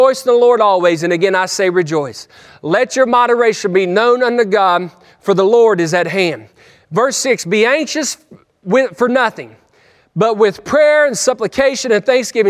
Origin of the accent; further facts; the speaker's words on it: West Virginia, United States; I'm a hillbilly from West Virginia